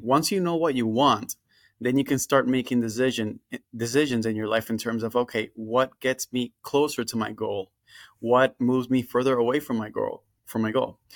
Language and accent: English; Dominican Republic; moved away as an adult; now in Florida, United States; I went to a private school in my home country, the Dominican Republic